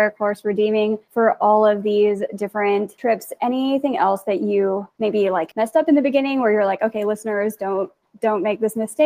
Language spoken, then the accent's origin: English; Missouri, United States; also born or lived in Nebraska; I grew up in Missouri